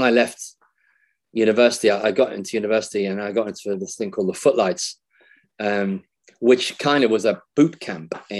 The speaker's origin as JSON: {"language": "English", "town": "Liverpool", "region": "North West England", "country": "United Kingdom", "tie": "born or raised there", "said": "I was born in Liverpool in the mid-50s"}